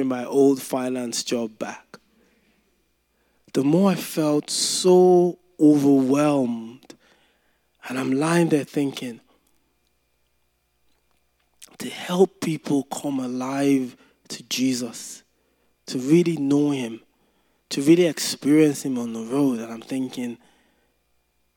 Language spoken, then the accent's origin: English; Nigeria; when I was growing up in Nigeria